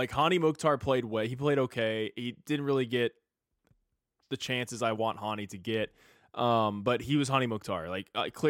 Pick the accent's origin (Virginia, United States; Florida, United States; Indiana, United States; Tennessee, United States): Tennessee, United States; also born or lived in Oklahoma; I'm technically not a Texan. My family is. I was born in Oklahoma and moved out of there as soon as possible, and have lived in Tennessee my entire life.